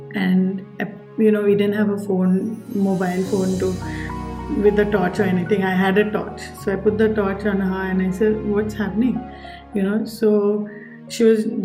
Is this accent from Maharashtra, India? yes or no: yes; Mumbai, Maharashtra, India; when I was growing up in Bombay